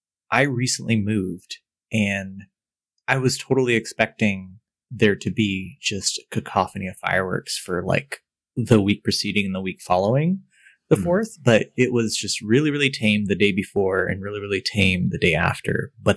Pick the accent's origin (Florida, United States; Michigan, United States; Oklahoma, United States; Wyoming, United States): Oklahoma, United States; my youth growing up in Oklahoma